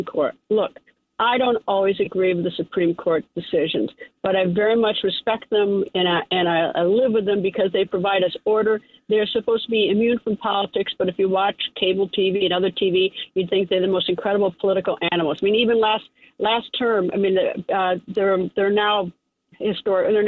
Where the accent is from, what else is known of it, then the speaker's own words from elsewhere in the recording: Appleton, Wisconsin, United States; moved away as an adult; I come from Appleton, Wisconsin